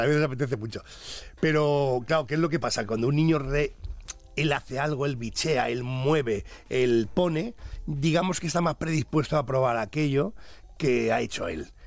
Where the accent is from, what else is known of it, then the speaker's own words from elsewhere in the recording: Spain; somos un país de, de gastronomía